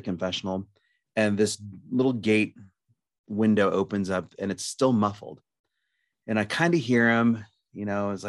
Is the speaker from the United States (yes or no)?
yes; Lincoln, Nebraska, United States; now in Omaha, United States; I'm from Lincoln, Nebraska. I currently reside in Omaha